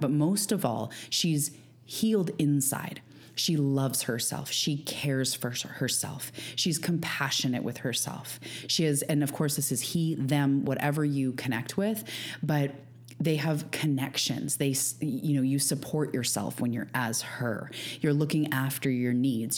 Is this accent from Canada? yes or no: yes; Canada; also born or lived in Vancouver Island, British Columbia; I'm a Canadian living on Vancouver Island